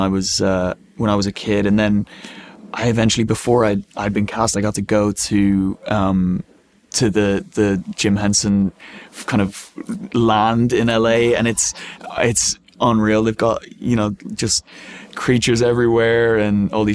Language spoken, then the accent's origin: English; Ireland; being Irish